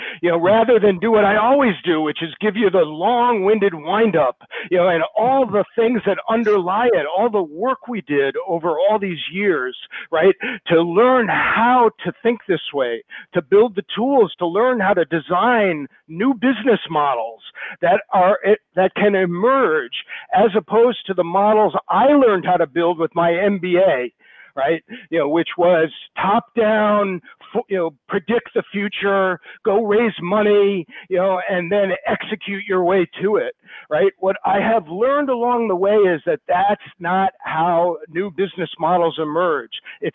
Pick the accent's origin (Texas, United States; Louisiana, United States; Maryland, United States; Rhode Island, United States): Rhode Island, United States; my home state of Rhode Island.